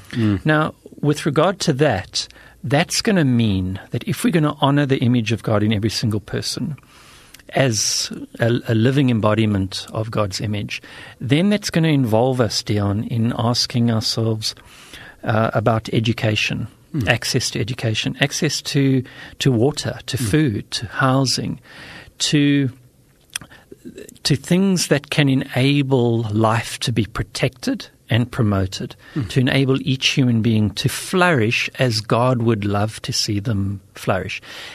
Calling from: South Africa; I'm speaking from South Africa.

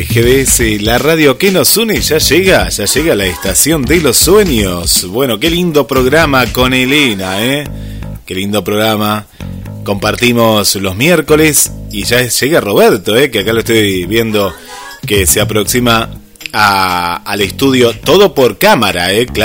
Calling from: Mérida, Yucatán, Mexico; Somos del Club Amo Mi Locura de México les escuchamos desde Mérida, Yucatán, la península y de Yucatán.

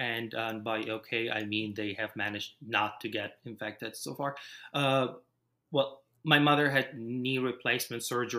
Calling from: St. Louis, Missouri, United States; I am sitting in my living room in my one-bedroom apartment in St. Louis, Missouri.

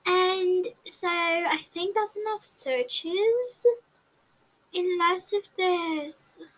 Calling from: Alberta, Canada; from Canada. Alberta, Canada.

